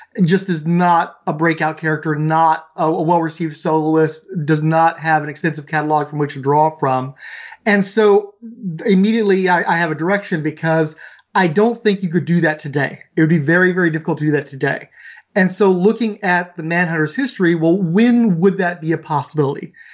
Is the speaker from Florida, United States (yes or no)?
no; Houston, Texas, United States; I grew up in Southeast Houston.